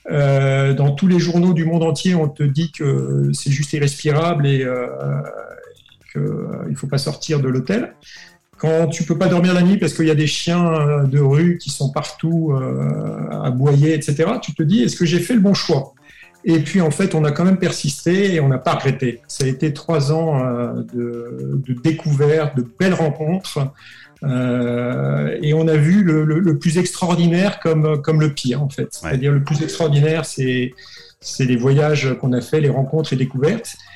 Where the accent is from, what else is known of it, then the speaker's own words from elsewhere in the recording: Brittany, France; also born or lived in Grenoble; je tiens mon origine bretonne. Quand on me dit qui es-tu Je dis je suis breton.